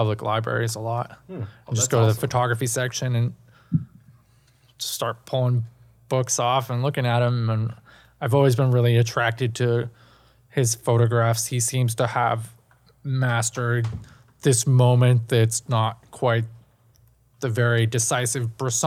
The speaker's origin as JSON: {"language": "English", "town": "New York City", "region": "New York", "country": "United States", "tie": "born or raised there", "said": "I grew up in Manhattan."}